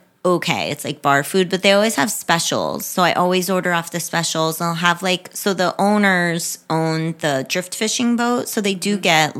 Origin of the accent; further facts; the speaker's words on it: Framingham, Massachusetts, United States; now in Palm Beach County, United States; a beer from my hometown. Jack's Abbey is a brewery, Framingham, Massachusetts.